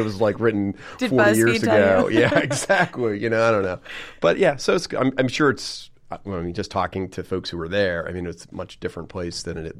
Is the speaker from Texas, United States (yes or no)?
yes; San Antonio, Texas, United States; now in Baltimore, United States; My father was in the Army, so we certainly bounced around, but I would claim myself as mostly from San Antonio.